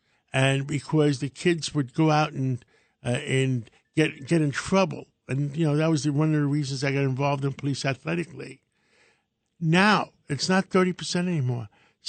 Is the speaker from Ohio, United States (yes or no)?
no; New York City, New York, United States; Because I grew up in Harlem, and there was never a problem in Harlem.